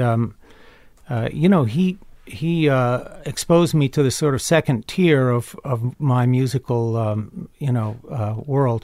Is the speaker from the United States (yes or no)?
yes; Chapel Hill, North Carolina, United States; also born or lived in Carrboro, North Carolina; I grew up in Chapel Hill, North Carolina